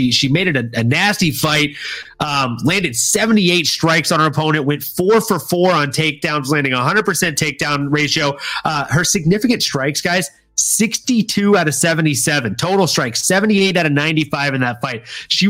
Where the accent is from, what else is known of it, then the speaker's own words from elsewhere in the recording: Louisiana, United States; where I grew up in Louisiana. So I got family out in Texas.